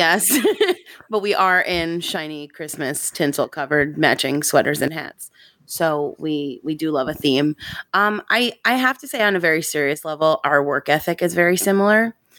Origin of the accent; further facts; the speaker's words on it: Long Island, New York, United States; I grew up on Long Island